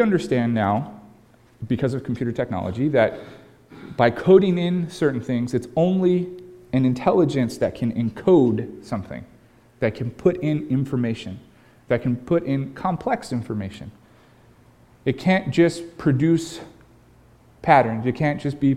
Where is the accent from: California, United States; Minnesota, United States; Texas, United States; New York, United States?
California, United States; now in Pacific Northwest, United States; my home state of California